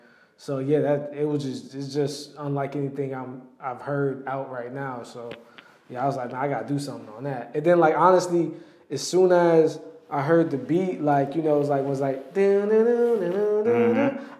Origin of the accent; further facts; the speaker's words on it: Atlanta, Georgia, United States; I'm from Atlanta, but I record them in DC.